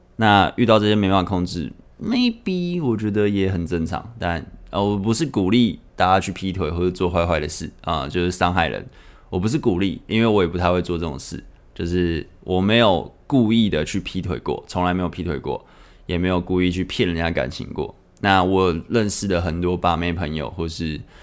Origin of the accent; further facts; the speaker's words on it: Taipei, Taiwan; 我是台北人嘛，那我是住台北